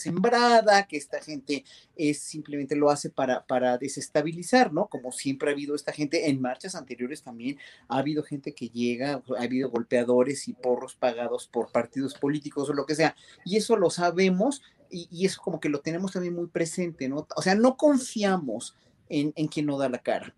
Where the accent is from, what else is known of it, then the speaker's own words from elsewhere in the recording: Mexico; como mexicanos